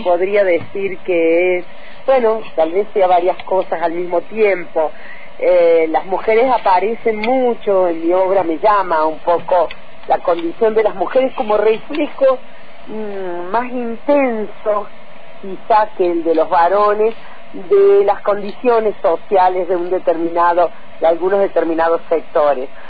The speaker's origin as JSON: {"language": "Spanish", "town": "Oliva", "region": "Córdoba", "country": "Argentina", "tie": "born or raised there", "also_born_or_lived": "Arroyo Cabral, Córdoba / Sierras Chicas, Córdoba", "moved": "yes"}